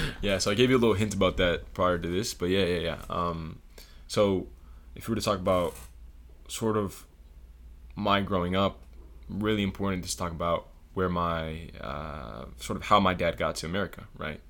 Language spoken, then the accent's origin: English; Broward County, South Florida, United States; moved away as an adult; also born or lived in Puerto Rico; now in Atlanta, United States; born in Puerto Rico, but born and r, basically raised all my life in South Florida. Um, little place called Broward County